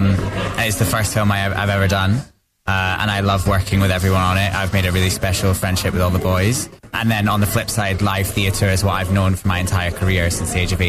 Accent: Scotland, United Kingdom; also born or lived in Cyprus; Born in Cyprus, and then I grew up in Scotland.

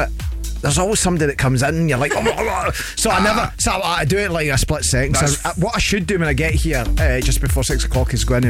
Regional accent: Lanarkshire, Scotland, United Kingdom; Lanarkshire is my hometown.

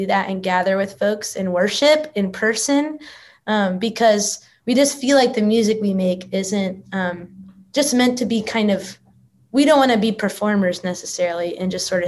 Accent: Texas, United States; now in Nashville, United States; I grew up in Texas

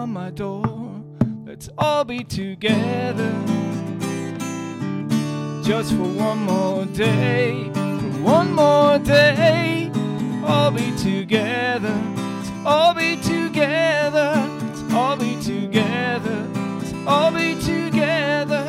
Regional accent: Ireland; I'm Irish

